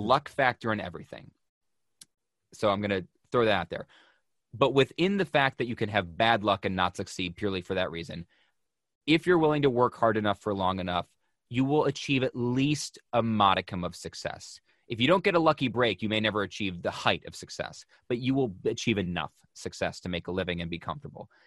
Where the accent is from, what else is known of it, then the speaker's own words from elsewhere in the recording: Buffalo, New York, United States; now in Connecticut, United States; I'm from Buffalo, which may as well be a Canadian colony. We grew up, grew up fifteen minutes from the border